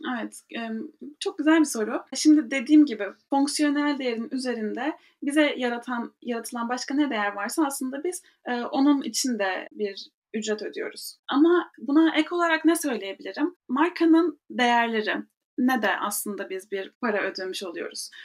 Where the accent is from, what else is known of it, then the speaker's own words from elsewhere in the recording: Ankara, Turkey; moved away as an adult; also born or lived in Istanbul / New York; now in Paris, France; 1998 Ankara doğumluyum. Hayatımın da büyük bir kısmını Ankara'da geçirdim.